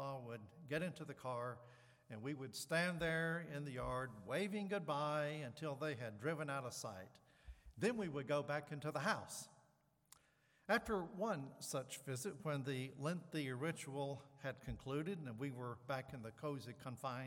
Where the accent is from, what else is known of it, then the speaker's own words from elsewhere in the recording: the South, United States; I grew up in the South